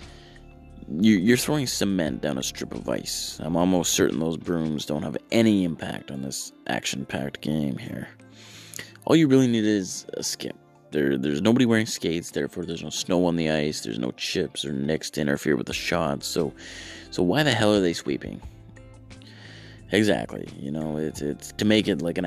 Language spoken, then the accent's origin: English; Canada; As a Canadian